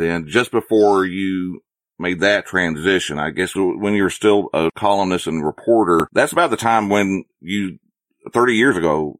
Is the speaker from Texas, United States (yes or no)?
yes; North Texas, United States; I was born in North Texas.